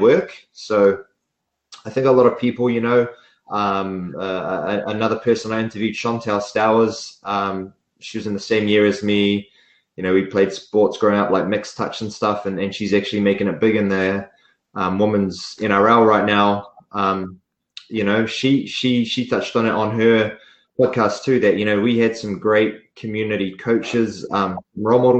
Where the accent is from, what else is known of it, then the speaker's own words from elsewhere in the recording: Tokoroa, Waikato, New Zealand; moved away as an adult; also born or lived in Auckland; when I was growing up in Tokoroa